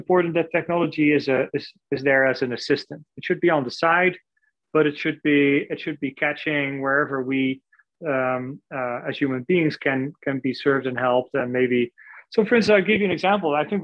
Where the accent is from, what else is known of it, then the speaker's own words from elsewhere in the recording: Netherlands; moved away; I'm originally from the Netherlands